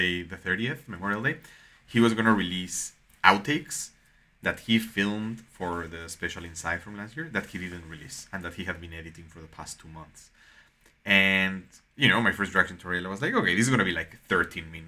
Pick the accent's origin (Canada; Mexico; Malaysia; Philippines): Mexico; moved away; growing up in Mexico